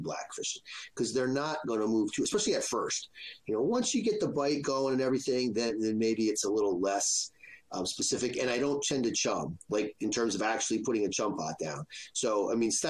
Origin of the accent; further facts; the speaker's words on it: New Jersey, United States; now in Rhode Island, United States; I grew up in Jersey